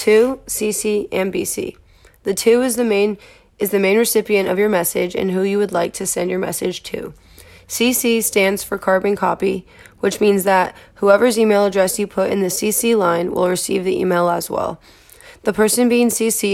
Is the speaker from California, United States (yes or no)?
yes; Sonoma County, California, United States; I'm originally from Sonoma County, California